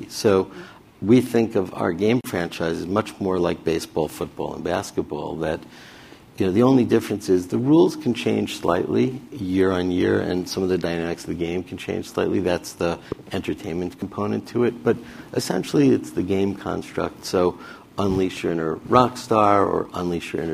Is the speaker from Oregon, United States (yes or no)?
no; Roslyn, New York, United States; also born or lived in Ann Arbor, Michigan; I was a kid from Roslyn, Long Island